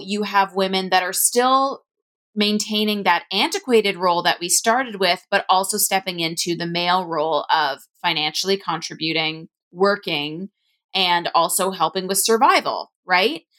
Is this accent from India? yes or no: no; Ontario, Canada; I'm from Ontario, Canada